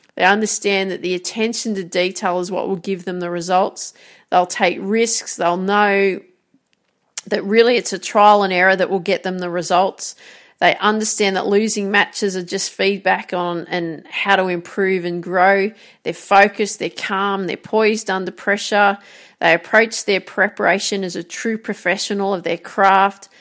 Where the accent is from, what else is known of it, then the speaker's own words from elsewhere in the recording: Grafton, New South Wales, Australia; So I grew up in Grafton, called the Jacaranda City.